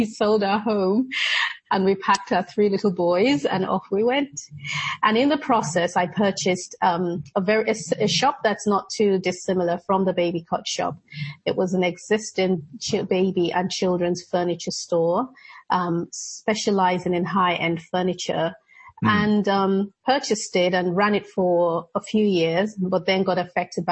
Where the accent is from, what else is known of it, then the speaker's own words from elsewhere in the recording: Nigeria; moved away; also born or lived in Edinburgh, Scotland; I was born in Scotland, in Edinburgh, and my parents were living there at the time and then moved back to Nigeria